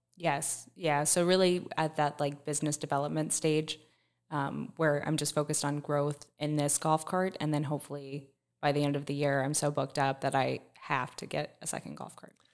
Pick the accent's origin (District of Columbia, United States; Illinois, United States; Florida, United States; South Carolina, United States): Florida, United States; Plant City; I'm from Plant City